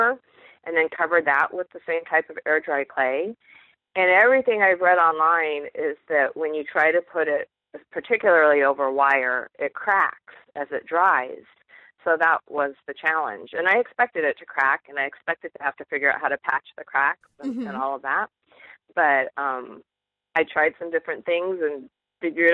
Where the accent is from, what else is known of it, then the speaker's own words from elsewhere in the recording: eastern Washington State, United States; moved away as an adult; also born or lived in San Jose, California; now in Michigan, United States; I grew up in Washington State, in eastern Washington, right near the Idaho border